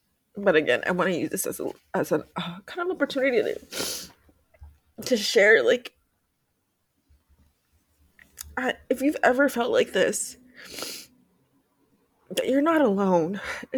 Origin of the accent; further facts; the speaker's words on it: Mexico; I'm still Mexican-American. I'm still from Mexico. I still speak Spanish. Even if I have an accent, that does not change anything about me.